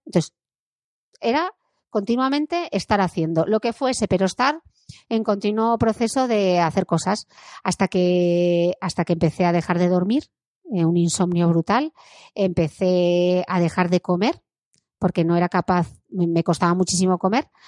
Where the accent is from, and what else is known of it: Gijón, Asturias, Spain; born or raised there